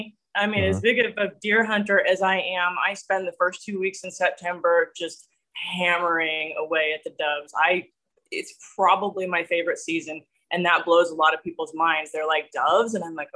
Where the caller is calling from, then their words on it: Nebraska, United States; So I am joining you from central Nebraska, halfway between two small towns, Ord and North Loop.